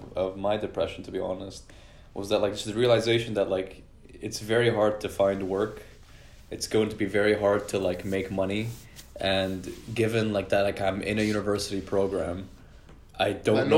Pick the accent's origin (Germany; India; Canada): Canada; I'm Canadian